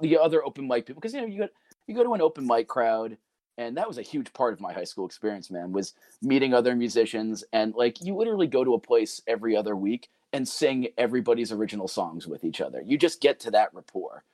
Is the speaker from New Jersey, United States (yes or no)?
yes; Pascack Valley, New Jersey, United States; I finished my high school career as a Pasquac Valley mascot